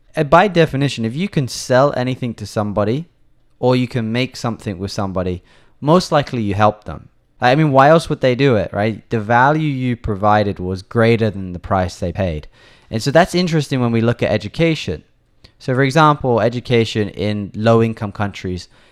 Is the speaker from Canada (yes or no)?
no; England, United Kingdom; now in Taiwan; I'm from England